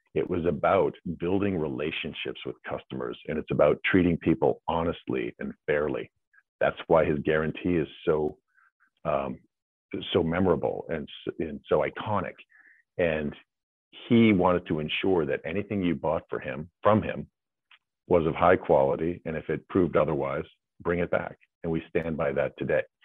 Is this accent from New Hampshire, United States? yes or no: yes; New Hampshire, United States; I grew up in New Hampshire